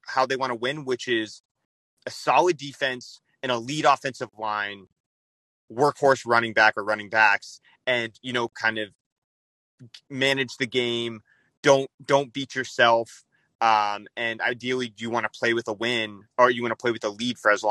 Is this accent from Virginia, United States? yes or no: no; Dallas, Texas, United States; I'm from Dallas